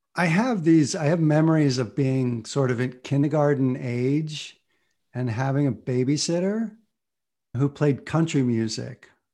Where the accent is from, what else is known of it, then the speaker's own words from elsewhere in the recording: Ohio, United States; moved away as an adult; also born or lived in Boston; I came from Bible Belt, conservative Ohio